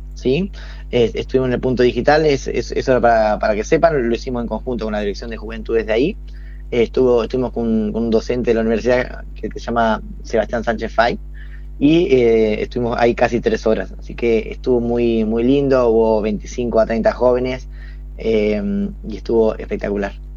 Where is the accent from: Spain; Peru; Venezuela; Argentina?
Argentina; Toay, La Pampa; yo soy de Toay, soy de Toay